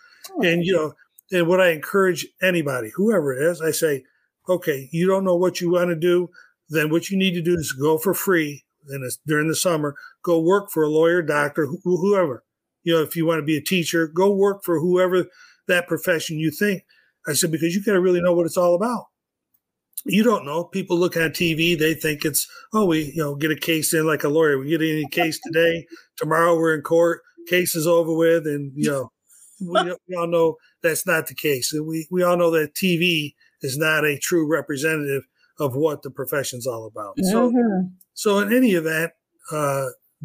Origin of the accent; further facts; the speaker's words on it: New York, United States; moved away; I'm originally from New York